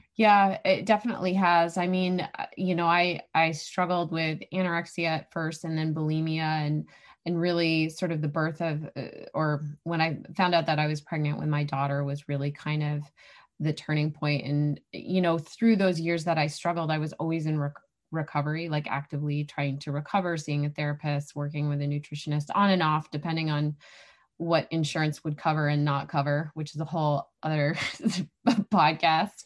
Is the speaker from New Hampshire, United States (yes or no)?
yes; New Hampshire, United States; moved away as an adult; also born or lived in Arizona; I grew up here.